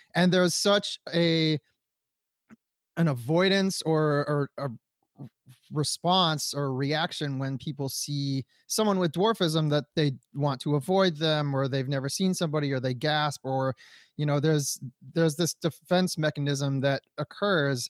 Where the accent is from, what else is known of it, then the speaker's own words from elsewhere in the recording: Detroit, Michigan, United States; my family, we're from Detroit, Michigan